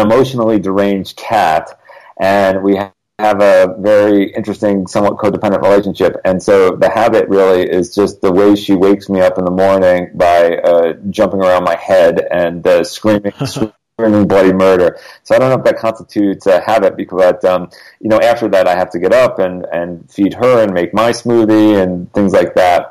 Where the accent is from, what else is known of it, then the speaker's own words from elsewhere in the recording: Connecticut, United States; now in Los Angeles, United States; I grew up in Connecticut